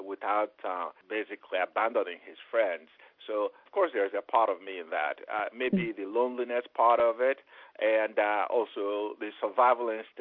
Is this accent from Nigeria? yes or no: yes; Onitsha, Anambra, Nigeria; moved away; also born or lived in Memphis, Tennessee; my hometown, Onisha, where you have the River Niger